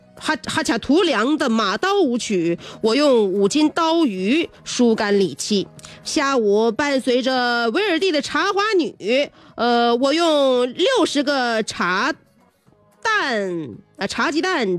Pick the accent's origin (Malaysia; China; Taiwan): China; Northeast China; 我们东北人